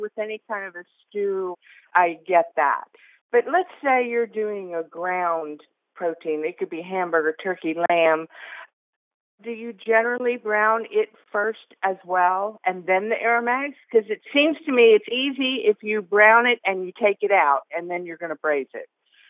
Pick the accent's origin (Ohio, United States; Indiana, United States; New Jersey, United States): Ohio, United States; Newark; Newark, Ohio.